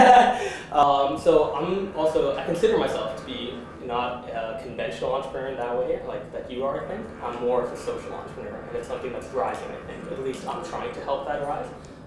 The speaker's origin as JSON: {"language": "English", "country": "Canada", "said": "I'm from Canada, and so I'm in Toronto right now, studying in university."}